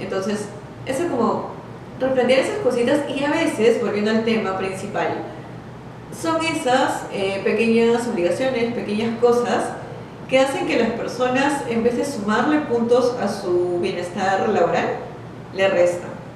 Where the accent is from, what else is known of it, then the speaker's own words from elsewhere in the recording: Peru; yo soy de Perú